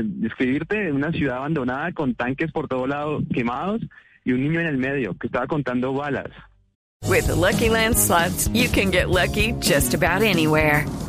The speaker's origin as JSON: {"language": "Spanish", "country": "Colombia", "moved": "yes", "said": "no soy el único colombiano que en el drama baila salsa"}